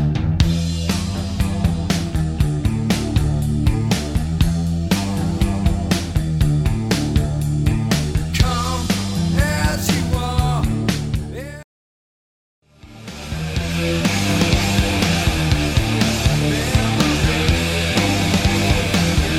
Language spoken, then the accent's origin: English; Cleveland, Ohio, United States; now in New Orleans, United States; I live now in New Orleans. I'm from Cleveland. I don't get a Southern accent now